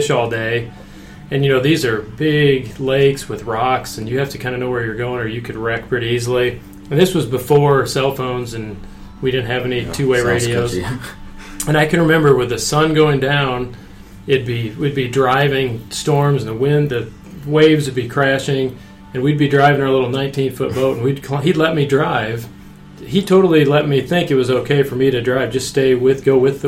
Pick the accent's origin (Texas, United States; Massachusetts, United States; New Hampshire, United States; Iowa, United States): Iowa, United States; When I was growing up, I grew up in Iowa.